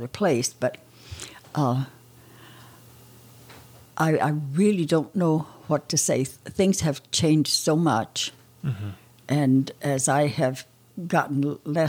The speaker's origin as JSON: {"language": "English", "region": "Oklahoma", "country": "United States", "tie": "born or raised there", "moved": "as an adult", "said": "I grew up in Oklahoma"}